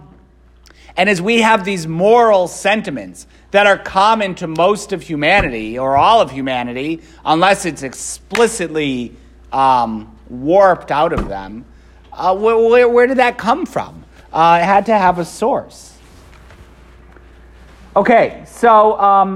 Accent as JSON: {"language": "English", "town": "Waterbury", "region": "Connecticut", "country": "United States", "tie": "born or raised there", "also_born_or_lived": "Philadelphia / Rome", "lives_now": "New Britain, United States", "said": "I was born in Waterbury. I went to Holy Cross High School in Waterbury"}